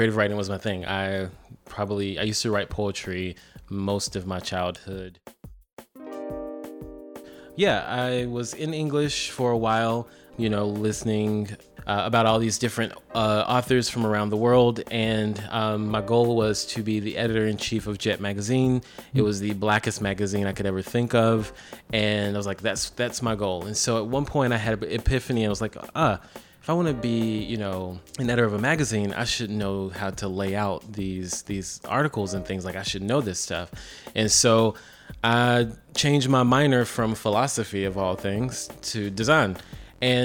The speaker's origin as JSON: {"language": "English", "town": "Columbia", "region": "South Carolina", "country": "United States", "tie": "born or raised there", "also_born_or_lived": "Greensboro, North Carolina", "said": "I am from Columbia, South Carolina. Well, born in Greensboro, North Carolina, raised in Columbia."}